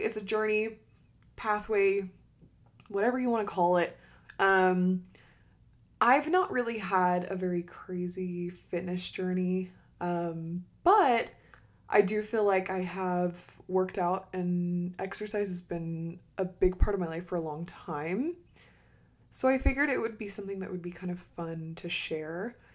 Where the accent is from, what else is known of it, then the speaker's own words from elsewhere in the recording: Utah, United States; I'm not originally from Utah, but I grew up and did all my high school years in Utah